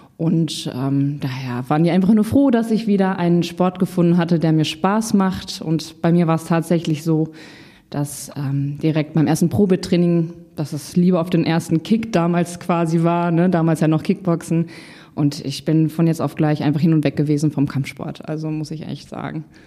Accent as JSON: {"language": "German", "town": "Paderborn", "region": "North Rhine-Westphalia", "country": "Germany", "tie": "born or raised there", "moved": "as an adult", "lives_now": "Hamburg, Germany", "said": "2016 von Paderborn, meiner Heimat, nach Hamburg gezogen"}